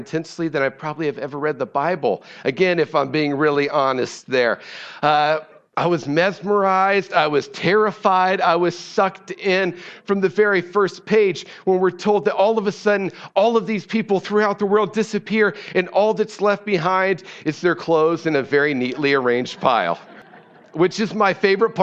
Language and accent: English; Ohio, United States; moved away; I'm from Ohio, and so I'm a Cleveland Browns fan